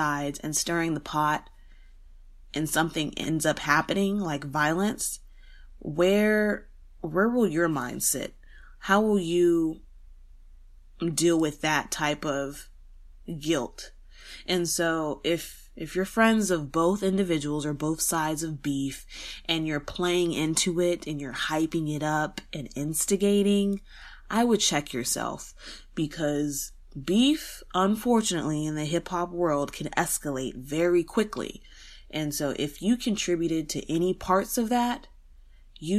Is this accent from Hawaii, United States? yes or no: no; San Antonio, Texas, United States; San Antonio is my hometown, born and raised in Texas